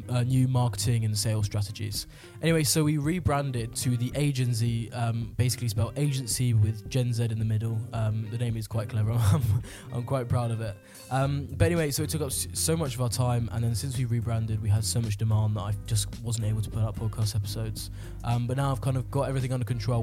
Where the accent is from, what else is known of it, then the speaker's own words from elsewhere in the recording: United Kingdom; as a Brit